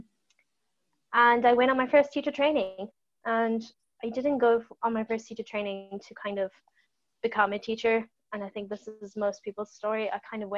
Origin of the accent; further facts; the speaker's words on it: South Africa; moved away as an adult; now in Ireland; went back to South Africa